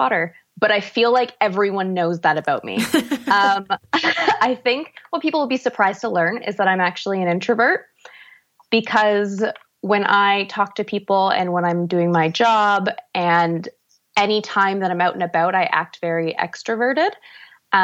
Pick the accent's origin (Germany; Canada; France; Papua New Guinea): Canada; Ontario; also born or lived in Vancouver; I am from Ontario, where mountains are in short supply